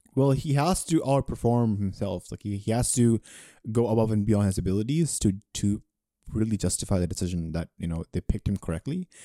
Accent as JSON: {"language": "English", "country": "Pakistan", "said": "As a Pakistani"}